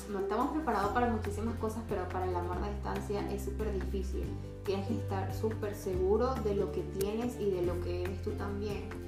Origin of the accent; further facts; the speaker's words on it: Caracas, Capital District, Venezuela; moved away as an adult; now in Chile; Yo soy de Caracas.